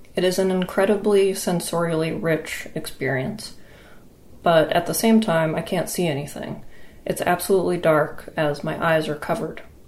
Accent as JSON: {"language": "English", "region": "Maine", "country": "United States", "tie": "born or raised there", "said": "a residency that I had in Maine, which is also my home state."}